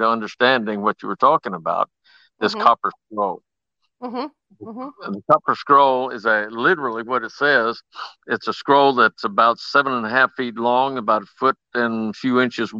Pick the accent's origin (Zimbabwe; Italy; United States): United States; Lawton, Oklahoma; I grew up in Lawton, Oklahoma